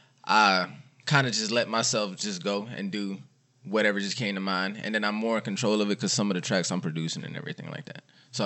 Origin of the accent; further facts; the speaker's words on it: New York, United States; of course, and then I'm from New York